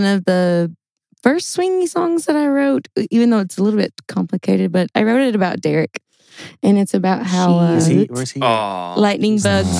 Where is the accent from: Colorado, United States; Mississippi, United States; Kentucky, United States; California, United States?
Kentucky, United States; Whitesburg; I'm from Wikesburg, Kentucky. Very small town in southeast Kentucky. Wikesburg, Kentucky.